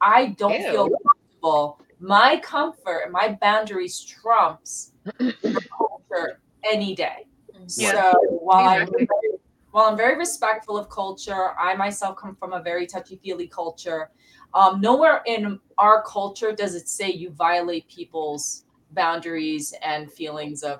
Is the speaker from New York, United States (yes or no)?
yes; New York City, New York, United States; I also grew up in the South Bronx, so I have South Bronx face.